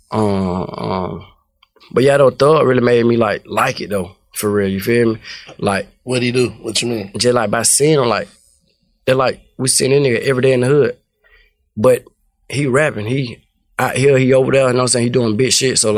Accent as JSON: {"language": "English", "town": "Atlanta", "region": "Georgia", "country": "United States", "said": "I'm from Cleveland, from Cleveland Avenue."}